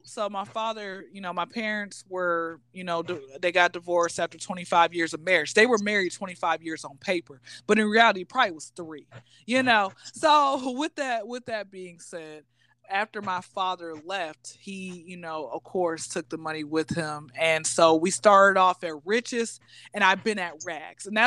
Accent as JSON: {"language": "English", "town": "Atlanta", "region": "Georgia", "country": "United States", "tie": "born or raised there", "said": "born and raised in Atlanta, Georgia, hot Atlanta."}